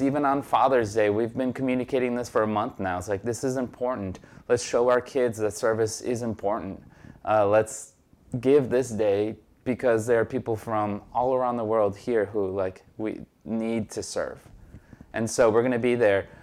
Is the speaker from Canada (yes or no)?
no; Brazil; now in Jersey City, United States; I was born in Brazil and I'm a naturalized citizen